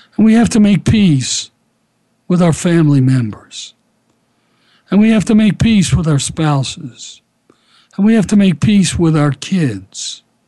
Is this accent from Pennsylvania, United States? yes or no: yes; Philadelphia, Pennsylvania, United States; Kenny and I grew up together in Philadelphia